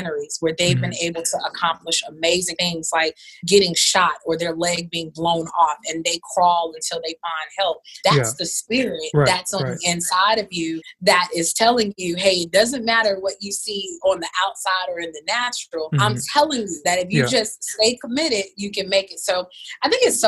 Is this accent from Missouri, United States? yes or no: no; Atlanta, Georgia, United States; moved away as an adult; also born or lived in Houston, Texas; I'm from Atlanta